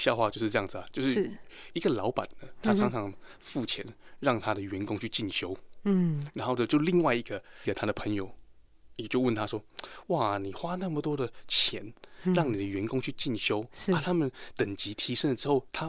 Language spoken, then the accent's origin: Chinese; Taiwan; 假设说我我们台湾人嘛，对不对？